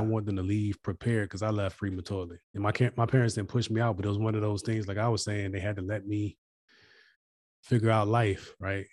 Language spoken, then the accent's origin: English; United States; as an American